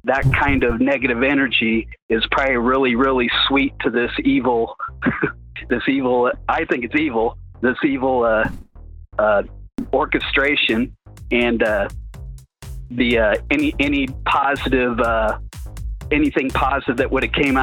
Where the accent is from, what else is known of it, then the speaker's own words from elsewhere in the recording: Midwest, United States; now in West Texas, United States; I'm from the Midwest